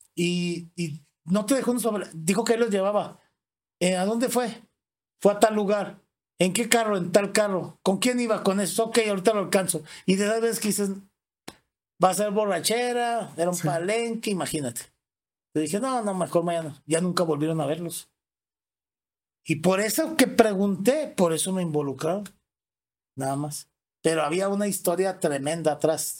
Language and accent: Spanish; Torreón, Coahuila, Mexico; yo desde muy chico, mi abuela era la dueña de una, se llama Departamento de Curiosidades en el aeropuerto de Torreón, Coahuila